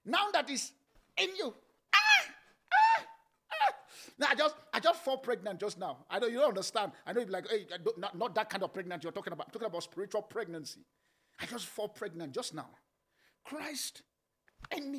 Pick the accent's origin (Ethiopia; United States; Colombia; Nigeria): Nigeria; I grew up in Nigeria